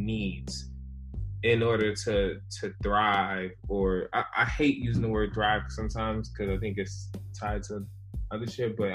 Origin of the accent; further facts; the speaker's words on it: New York City, New York, United States; I was born in the Bronx, New York